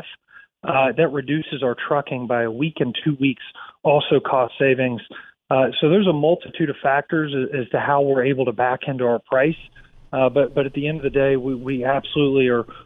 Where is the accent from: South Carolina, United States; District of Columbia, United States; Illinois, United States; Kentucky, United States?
Kentucky, United States; I grew up in Kentucky in the middle part of the country